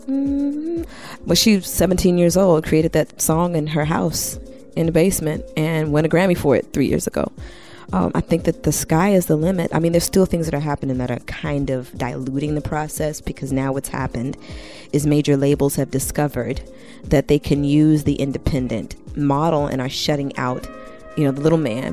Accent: Washington, District of Columbia, United States; also born or lived in Ghana (ancestry); now in Brooklyn, United States; I am Ghanaian American by way of Washington, D.C. I live here in BK World with my sweetheart

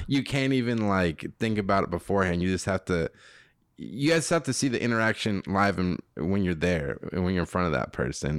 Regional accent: Robbinsdale, Minnesota, United States; I was born in Robbinsdale, Minnesota

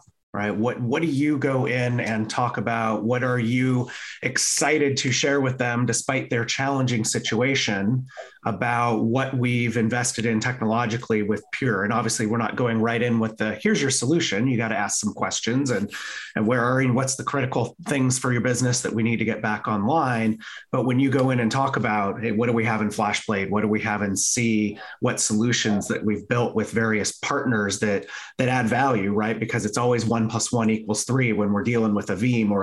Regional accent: California, United States; growing up in California

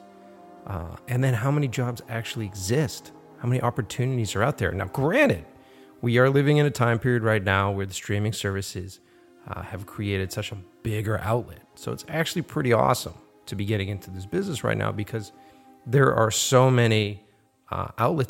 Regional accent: Boston, Massachusetts, United States; my hometown, Boston

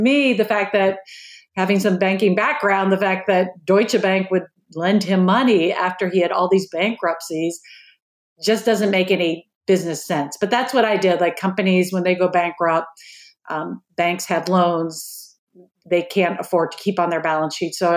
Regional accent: Marblehead, Massachusetts, United States; accent: Boston; I grew up in a suburb of Boston called Marblehead, Massachusetts. It's a small coastal town north of Boston, and probably I'll slip up during our talk today and you'll hear my Boston accent come up

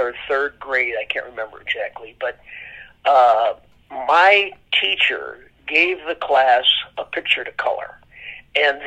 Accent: Illinois, United States; where I grew up in Illinois

